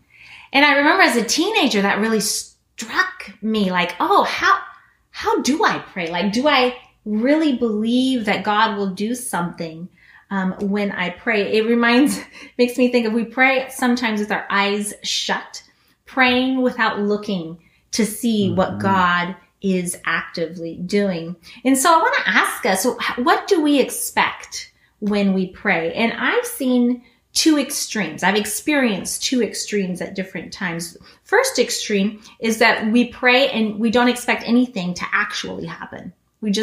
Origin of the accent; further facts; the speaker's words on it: Guinea; Some of you guys know that I grew up in Guinea, West Africa.